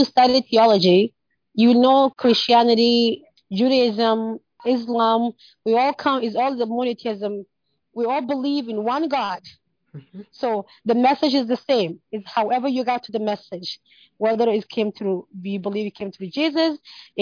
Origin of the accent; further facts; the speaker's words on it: Canada; I grew up in Canada and I came when I was younger